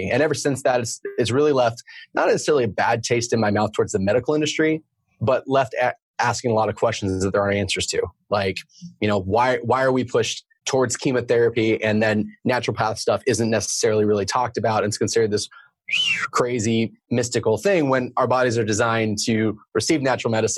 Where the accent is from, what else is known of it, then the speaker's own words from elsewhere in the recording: Oregon, United States; moved away as an adult; also born or lived in Arizona / San Diego; I live here in Oregon. I grew up in Oregon